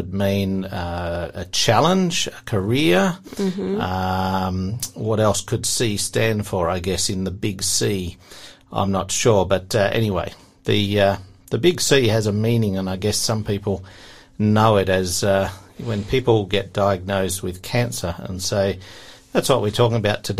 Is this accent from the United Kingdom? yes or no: no; Tasmania, Australia; also born or lived in Queensland; I was actually born in Queensland, but I've lived in Tasmania since I was young